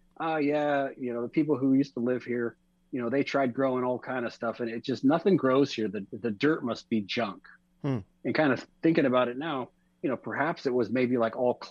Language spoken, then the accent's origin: English; Orange County, California, United States; Born and raised in Orange County, California